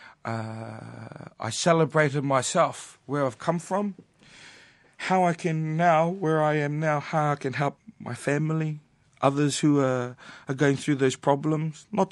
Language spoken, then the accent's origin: English; New Zealand; growing up in New Zealand